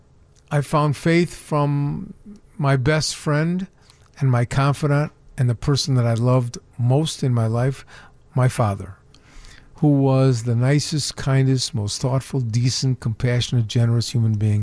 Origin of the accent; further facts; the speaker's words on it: Chicago, Illinois, United States; I grew up on the north side of Chicago in an area called West Rogers Park.